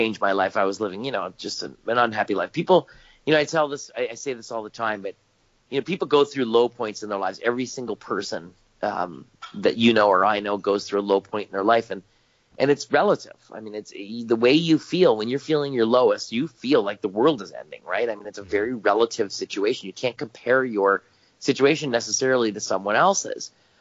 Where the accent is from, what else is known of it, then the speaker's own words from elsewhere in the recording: Canada; I'm Canadian. I live up here in Canada